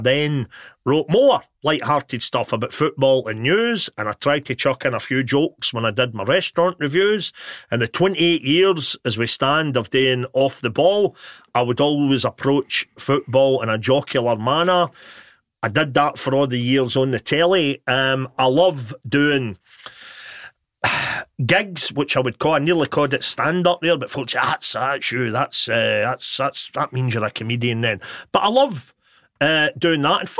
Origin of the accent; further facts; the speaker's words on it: Motherwell, Scotland, United Kingdom; I'm from Motherwell, so clearly my mum and dad had divorced when I was a kid